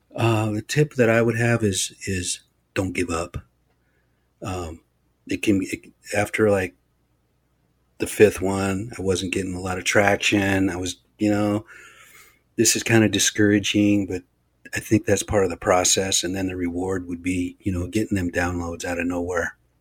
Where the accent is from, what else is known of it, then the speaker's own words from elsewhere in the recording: Olympic Peninsula, Washington, United States; I come from a very small band of people over on the Olympic Peninsula, Lower Elwa